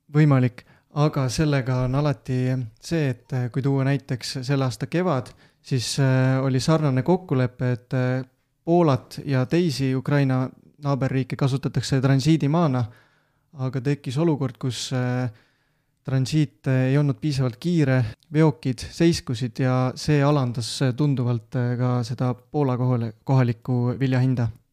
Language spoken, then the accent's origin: Estonian; Võru, Võru County, Estonia; pärit olen Võrust